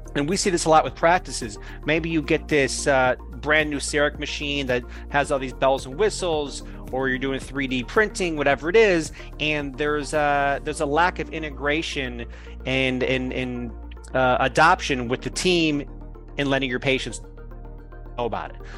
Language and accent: English; Chicago, Illinois, United States; I'm from Chicago